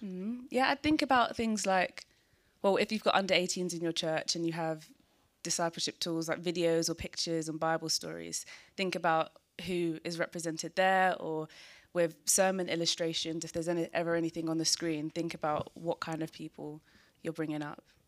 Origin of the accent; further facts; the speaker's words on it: London, United Kingdom; also born or lived in Peckham / Nigeria (family); I was born in Peckham, and then I moved to South East London to Greenwich